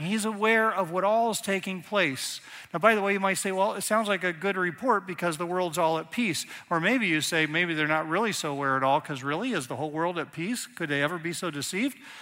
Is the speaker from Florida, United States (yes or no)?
no; Northeast Ohio, United States; also born or lived in Reading, Pennsylvania; I grew up in Northeast Ohio, but actually started right there about kindergarten.